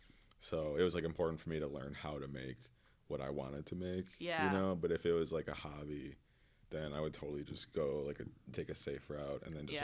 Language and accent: English; Waukesha, Wisconsin, United States; I'm from Waukesha